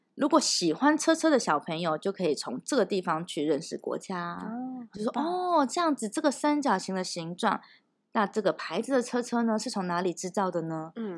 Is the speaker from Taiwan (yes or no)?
yes; Taiwan; moved away; 我们台湾人